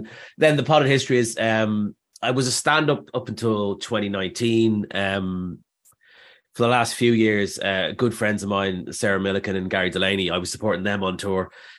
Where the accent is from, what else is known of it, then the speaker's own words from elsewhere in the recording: Dublin, Leinster, Ireland; moved away as an adult; now in London, United Kingdom; Well, basically, I came to London from Dublin in like 2000.